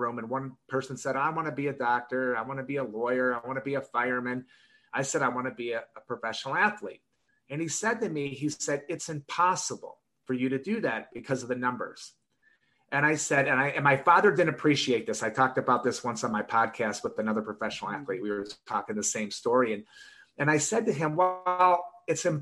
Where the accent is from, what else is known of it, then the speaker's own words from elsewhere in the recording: Detroit, Michigan, United States; I grew up in Michigan, in Detroit